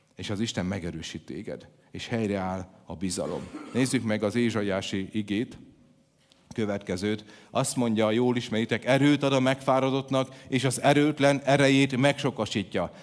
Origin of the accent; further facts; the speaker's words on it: by the Tisza and Krasna rivers, Szabolcs-Szatmár-Bereg, Hungary; moved away; ahogy én felnőttem, ugye a, a kertünkbe folyt a Tisza, meg a Kraszna